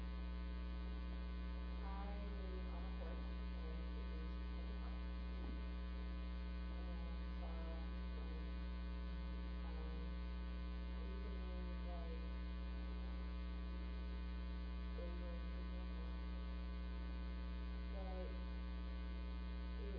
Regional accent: North Carolina, United States; also born or lived in Concord, North Carolina / Charleston; I'm from North Carolina. I grew up in Charleston. I was born on a farm in Concord.

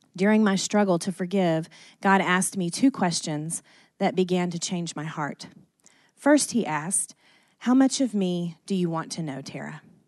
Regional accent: Athens, Georgia, United States; we were born and raised in Athens, Georgia.

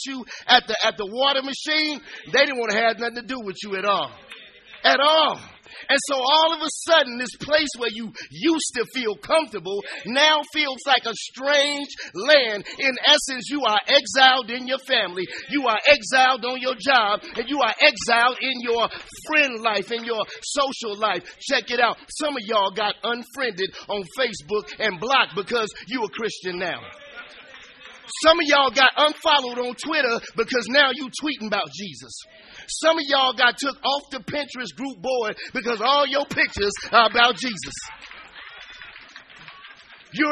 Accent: Chicago, Illinois, United States; moved away as an adult; also born or lived in San Antonio, Texas; I'm from the Inglewood in Chicago. I'm from the streets. I'm from the hood

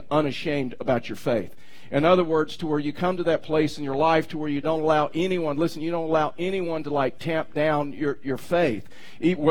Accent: Texas, United States; also born or lived in Baytown, Texas / Houston, Texas / Tyler, Texas / Bay City, Texas; now in Pueblo, United States; I was born in Baytown, Texas, which is outside of Houston on the Ship Channel

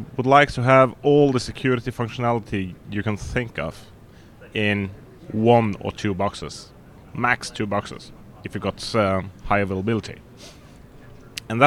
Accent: Norway; we are from Norway

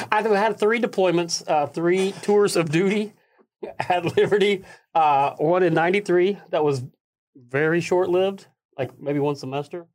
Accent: Middle Tennessee, United States; also born or lived in Nashville, Tennessee; I was born in Nashville, Tennessee

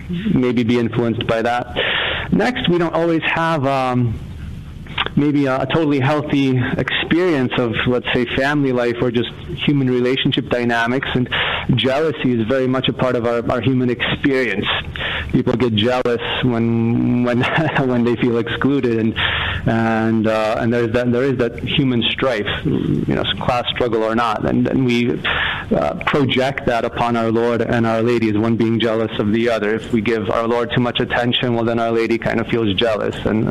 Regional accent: Massachusetts, United States; I'm from Massachusetts here

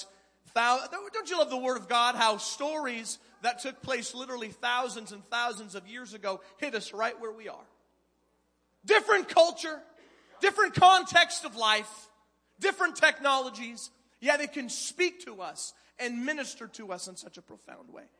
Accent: Canada; moved away as an adult; I was a first-time youth pastor, a Canadian immigrant. Yes, I'm from Canada.

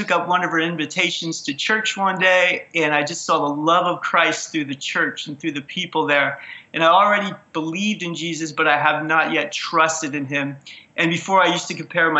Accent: Reading, Pennsylvania, United States; I also grew up in Reading, Pennsylvania

